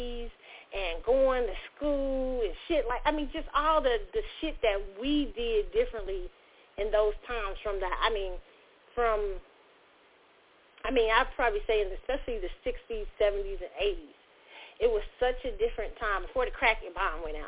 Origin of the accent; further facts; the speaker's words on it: United States; We are American. We in the soil